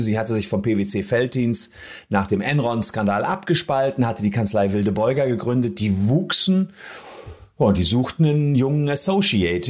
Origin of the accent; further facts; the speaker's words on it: Gevelsberg, North Rhine-Westphalia, Germany; in Gefelsberg, der Heimatstadt, wo ich herkomme